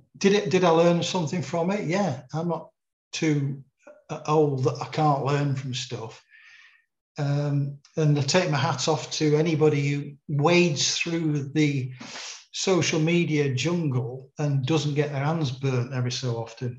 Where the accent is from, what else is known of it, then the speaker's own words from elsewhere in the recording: Manchester, North West England, United Kingdom; moved away; also born or lived in Sheffield; I was a crime reporter growing up in Manchester